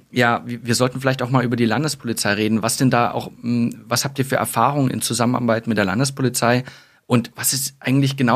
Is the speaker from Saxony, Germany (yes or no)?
yes; Saxony, Germany; accent: Saxon; Also ich habe diesen Dialekt tatsächlich versucht abzulegen. Manchmal hört man es noch raus.